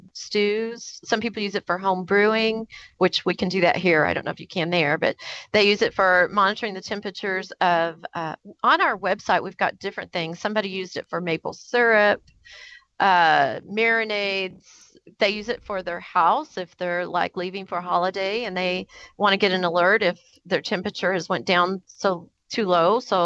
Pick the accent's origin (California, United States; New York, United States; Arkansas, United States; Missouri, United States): Missouri, United States; Kansas City; We are from Kansas City, Missouri, which is like a big barbecue spot here in the U.S.